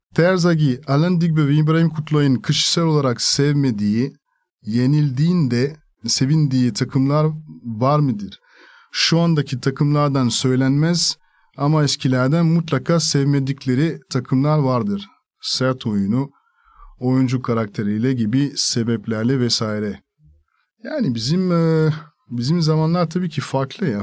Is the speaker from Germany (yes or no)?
no; France; first language French; Turkish is a second language; moved away as an adult; also born or lived in Spain / Italy / Greece / Turkey